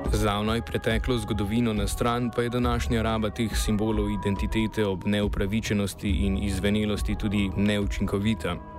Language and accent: Slovenian; Slovenia; Slovenci smo namreč stoletja živeli